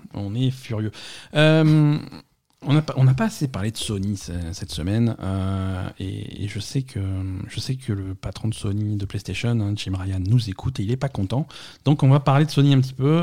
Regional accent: France; chez nous en France

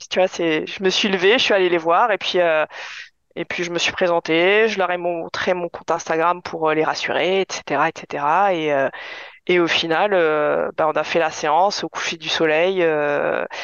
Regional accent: Épinal, Grand Est, France; born there; je suis née à Épinal, donc euh, vraiment

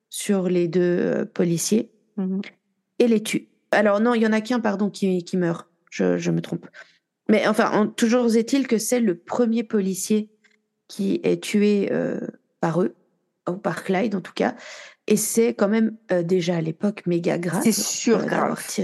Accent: Marseille, Provence-Alpes-Côte d'Azur, France; comme quoi je suis marseillaise.

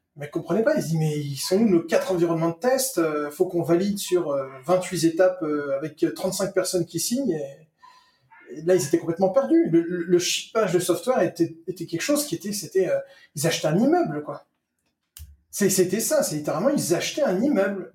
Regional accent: France; moved away; je suis un Français expatrié

